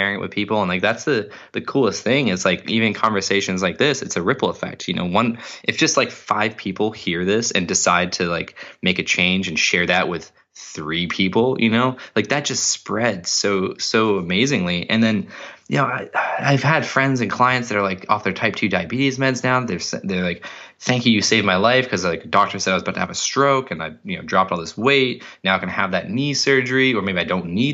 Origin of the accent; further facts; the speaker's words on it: Cape Cod, Massachusetts, United States; where I grew up in Cape Cod